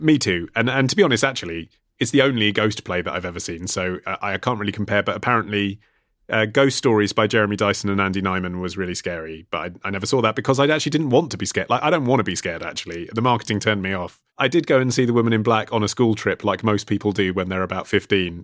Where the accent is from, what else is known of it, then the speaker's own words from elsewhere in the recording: United Kingdom; as a Brit